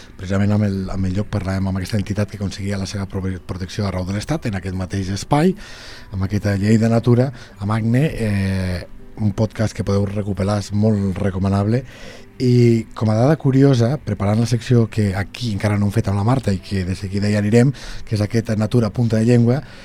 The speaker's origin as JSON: {"language": "Catalan", "town": "Lleida", "region": "Catalonia", "country": "Spain", "said": "els que som de Lleida Ciutat"}